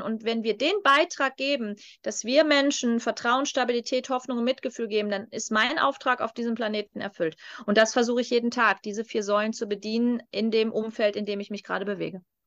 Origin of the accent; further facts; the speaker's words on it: North Rhine-Westphalia, Germany; moved away; ich zu Hause am Niederrhein